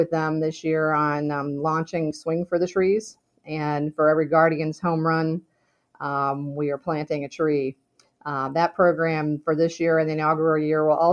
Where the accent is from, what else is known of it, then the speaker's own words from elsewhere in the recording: Kent, Ohio, United States; also born or lived in Pittsburgh, Pennsylvania; I grew up in Kent